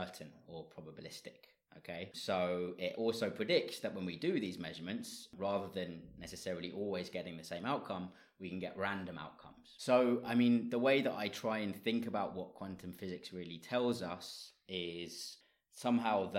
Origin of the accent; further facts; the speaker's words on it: London, United Kingdom; moved away as an adult; also born or lived in Leeds / Germany; now in Dublin, Ireland; I'm originally from London